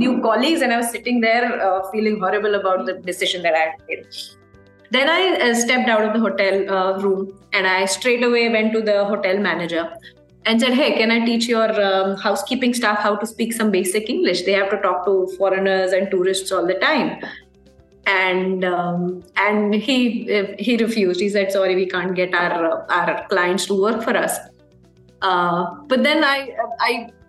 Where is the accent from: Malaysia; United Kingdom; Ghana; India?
India; moved away as an adult; also born or lived in Brazil; I was, of course, born and brought up in India